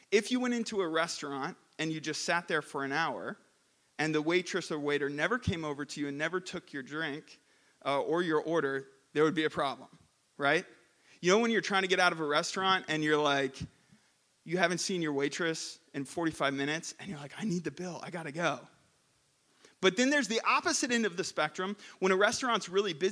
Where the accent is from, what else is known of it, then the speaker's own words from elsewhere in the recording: Philippines; I grew up in the Philippines for seven years, and there are many flavors in the Philippines that are not available here.